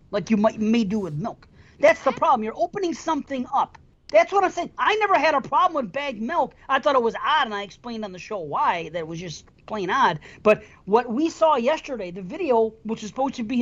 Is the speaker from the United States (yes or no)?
yes; United States; I was born here